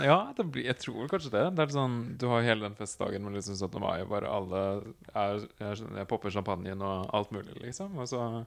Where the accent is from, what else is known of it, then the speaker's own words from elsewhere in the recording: Nord-Odal, Innlandet, Norway; Jeg er fra en kommune som heter Nord-Odal i Hedmark. nå er det jo Innlandet fylke